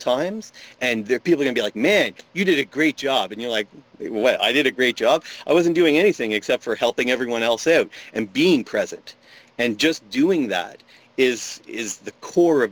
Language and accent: English; Ottawa, Ontario, Canada; now in Sarnia, Canada; I grew up in Ottawa